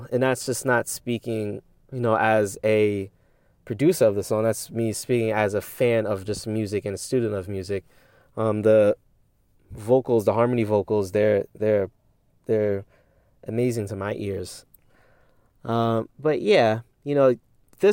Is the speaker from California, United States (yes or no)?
no; Westchester, New York, United States; my studio here where I am from in Westchester, New York.